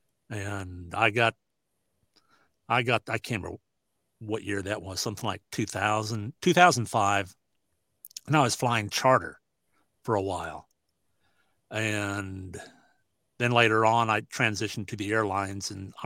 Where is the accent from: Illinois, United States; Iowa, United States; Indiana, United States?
Iowa, United States; Southwest; I was living in Southwest Iowa, in Sydney, Iowa, not too far from my home. And it's pretty good sized PRCA rodeo. So it was like considered my hometown rodeo where everybody knew me.